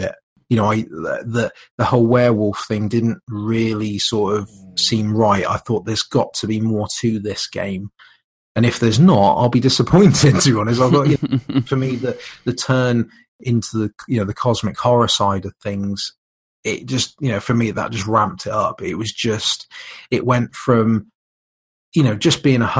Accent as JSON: {"language": "English", "country": "United Kingdom", "said": "being British"}